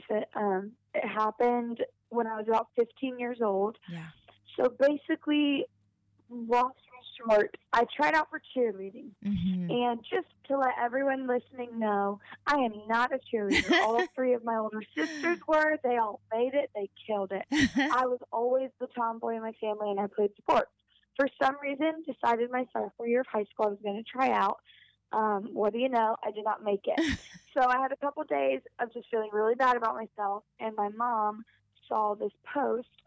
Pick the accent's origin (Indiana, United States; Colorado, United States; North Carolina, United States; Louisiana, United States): North Carolina, United States; born there; So, um, so I was born in North Carolina to two parents who um, were pastors. So because of that, we moved around a ton.